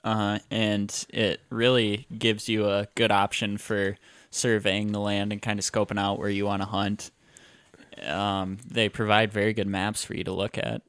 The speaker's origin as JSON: {"language": "English", "region": "Iowa", "country": "United States", "tie": "born or raised there", "said": "I grew up, I grew up in Iowa, and all I know right now is Iowa"}